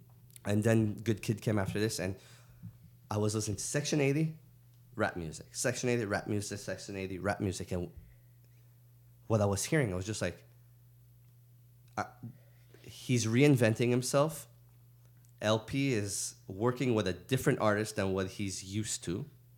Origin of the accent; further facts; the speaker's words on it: the South, United States; I'm going to talk about what I want to talk about, even though I'm from the South.